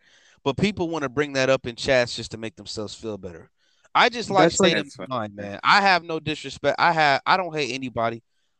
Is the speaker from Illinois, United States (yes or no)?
yes; Chicago, Illinois, United States; I'm black. I'm from Chicago. That's where I'm from